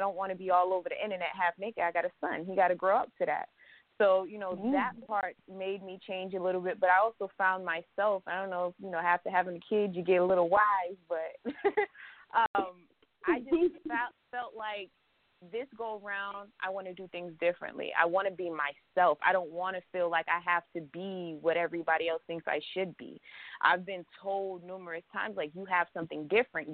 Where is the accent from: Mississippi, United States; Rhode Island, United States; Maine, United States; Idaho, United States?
Rhode Island, United States; Providence; also born or lived in Virginia; now in Fayetteville, United States; my hometown is definitely Providence, Rhode Island